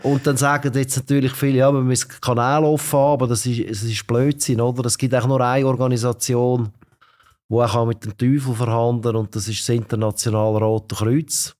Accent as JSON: {"language": "German", "country": "Switzerland", "said": "als Schweizer"}